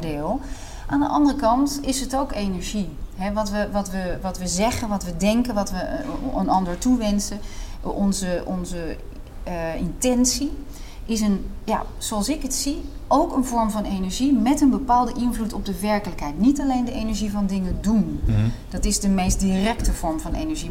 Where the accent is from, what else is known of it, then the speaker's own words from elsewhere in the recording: Netherlands; als Hollandse vrouw